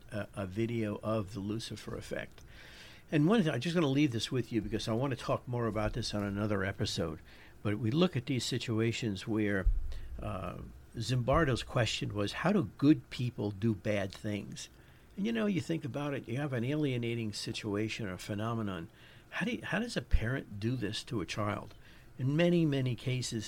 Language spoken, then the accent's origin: English; New York, United States; accent: New York; My New York accent